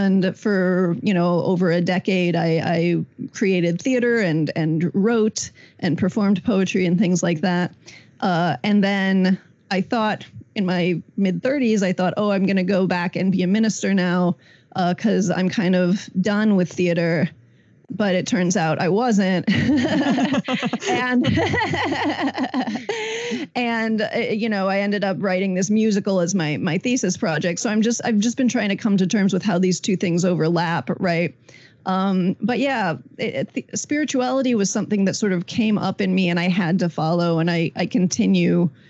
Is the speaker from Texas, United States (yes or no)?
no; Indiana, United States; growing up in Indiana in the 90s